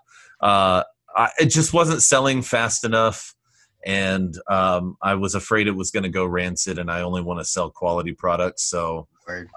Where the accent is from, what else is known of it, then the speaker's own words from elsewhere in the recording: South Florida, United States; also born or lived in Philadelphia; I'm from South Florida.